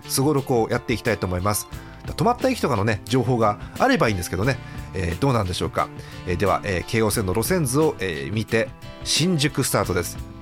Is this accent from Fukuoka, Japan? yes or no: no; Hachioji, Tokyo, Japan; 私のふるさと八王子へ向かっていく電車